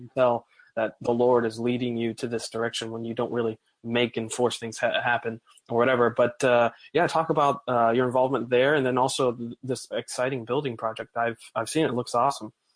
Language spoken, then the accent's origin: English; Bible Belt, the South, United States; I'm from the Bible Belt, as they call it